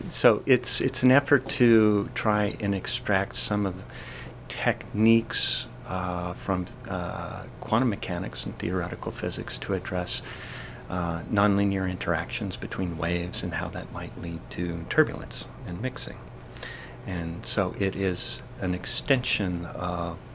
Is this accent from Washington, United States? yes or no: yes; Eastern Washington State, United States; moved away as an adult; now in Massachusetts, United States; I'm from Eastern Washington State.